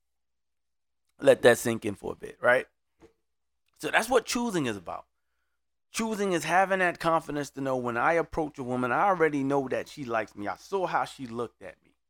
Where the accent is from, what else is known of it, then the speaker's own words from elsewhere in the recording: Brooklyn, New York, United States; now in Orlando, United States; I'm originally from Brooklyn